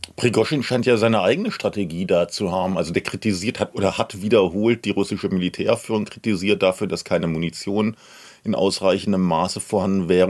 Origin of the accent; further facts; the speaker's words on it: Germany; bei uns in Deutschland